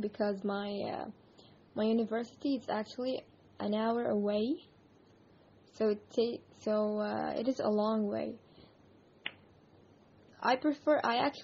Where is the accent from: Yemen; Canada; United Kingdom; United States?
Yemen; I am from Yemen.